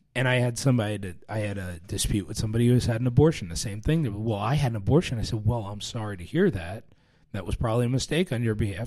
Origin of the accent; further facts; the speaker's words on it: New York, United States; I, I grew up around New York